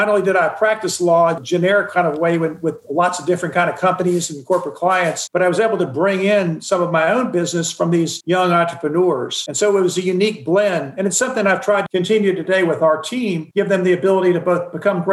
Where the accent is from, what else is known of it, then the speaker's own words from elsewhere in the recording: Charlotte, North Carolina, United States; also born or lived in Cincinnati, Ohio / Raleigh, North Carolina; now in Atlanta, United States; We moved to Charlotte when I was in the second grade. And that's really where I considered my hometown and grew up